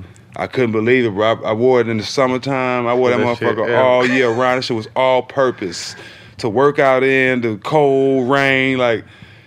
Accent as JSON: {"language": "English", "town": "Port Arthur", "region": "Texas", "country": "United States", "tie": "born or raised there", "said": "Growing up in Port Arthur, Texas, you know, it was a must where I hung out and I grew up in the hood"}